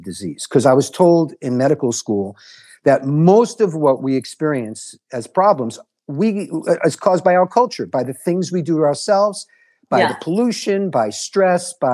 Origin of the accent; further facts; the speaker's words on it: New York City, New York, United States; also born or lived in Galveston, Texas / Durham, North Carolina; now in Hawaii, United States; I grew up in New York City